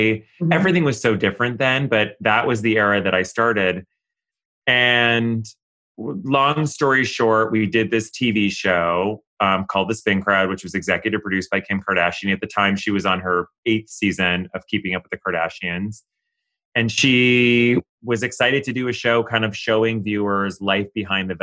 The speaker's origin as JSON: {"language": "English", "town": "Ottawa", "region": "Ontario", "country": "Canada", "tie": "born or raised there", "also_born_or_lived": "Kingston, Ontario / New York", "moved": "as an adult", "said": "growing up in Canada without social media"}